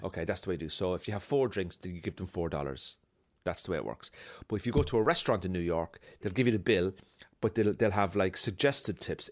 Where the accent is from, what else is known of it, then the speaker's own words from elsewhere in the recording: Cork, Munster, Ireland; now in Belfast, United Kingdom; I'm from Cork, but I live in Belfast.